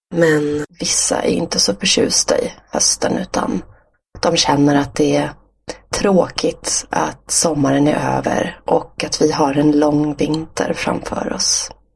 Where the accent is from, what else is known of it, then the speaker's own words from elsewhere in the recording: Stockholm, Stockholm County, Sweden; Stockholm där jag kommer ifrån har ju väldigt mycket vatten runt omkring.